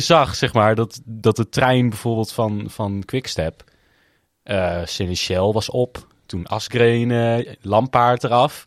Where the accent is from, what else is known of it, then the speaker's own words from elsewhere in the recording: Netherlands; wij als Nederlanders